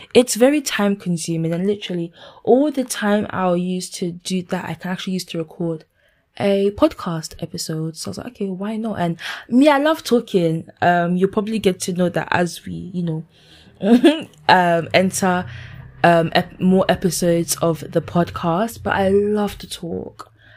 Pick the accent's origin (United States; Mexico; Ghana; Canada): Ghana; now in London, United Kingdom; I i am a 22 year old lady who lives in London, United Kingdom. Um, I'm Ghanaian